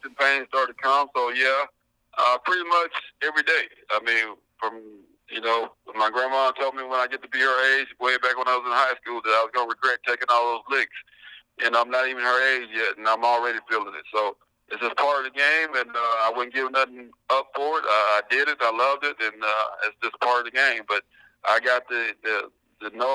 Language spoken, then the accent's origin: English; Mid-South, United States; growing up in the Mid-South area